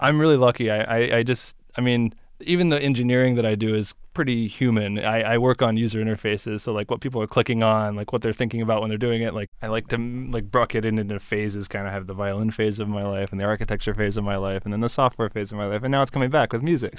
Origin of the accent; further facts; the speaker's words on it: Beaverton, Oregon, United States; also born or lived in Eugene, Oregon; my hometown is Beaverton